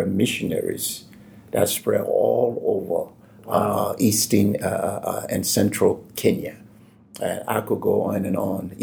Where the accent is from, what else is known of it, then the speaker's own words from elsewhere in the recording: Liberia; also born or lived in Denver, United States; now in Afton, Virginia, United States; I'm from Liberia